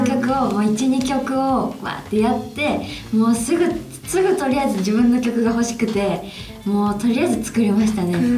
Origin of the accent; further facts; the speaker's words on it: Ako, Hyogo, Japan; moved away as an adult; now in Osaka, Japan; 地元兵庫県なんですけど、はい、兵庫県の阿古っていうとこで